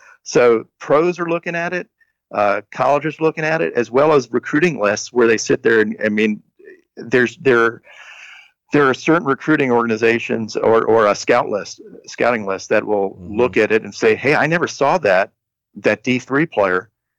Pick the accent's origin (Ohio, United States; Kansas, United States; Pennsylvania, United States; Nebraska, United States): Nebraska, United States; but I played in, I grew up in Nebraska and nobody came out to see me.